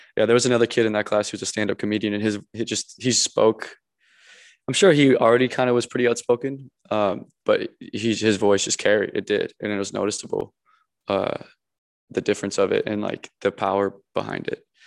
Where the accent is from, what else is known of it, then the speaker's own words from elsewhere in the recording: Minnesota, United States; moved away as an adult; also born or lived in Encino, California; now in Los Angeles, United States; where I grew up back home in Minnesota